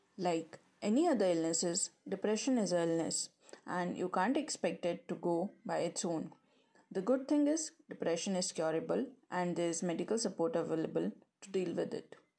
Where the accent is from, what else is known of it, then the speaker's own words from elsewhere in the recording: India; moved away as an adult; now in Nottingham, United Kingdom; I'm from India. And I recently moved to United Kingdom to pursue my master's in broadcast journalism from Nottingham Trent University